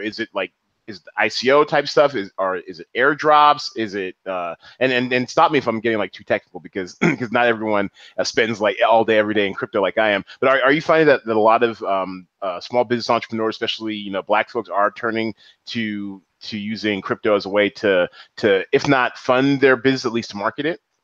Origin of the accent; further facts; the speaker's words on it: Seattle, Washington, United States; also born or lived in New York; I'm Seattle all day, every day. You know, I'm, I'm a son of the 206.